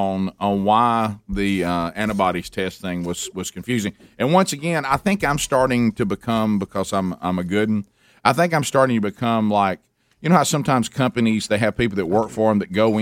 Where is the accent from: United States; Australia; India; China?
United States; Alabama; my home state of Sweet Home Alabama